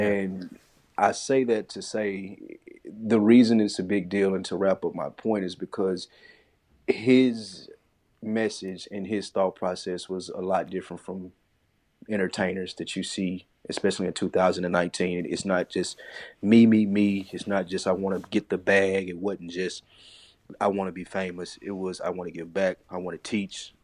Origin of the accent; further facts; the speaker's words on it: Tennessee, United States; I'm from Tennessee, so we walked down to the state fair. It's, like, a couple blocks from my house.